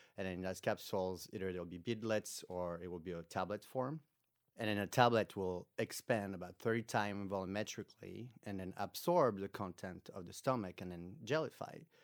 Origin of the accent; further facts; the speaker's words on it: France; moved away as an adult; now in United States; I came from France originally, where, there I got my master's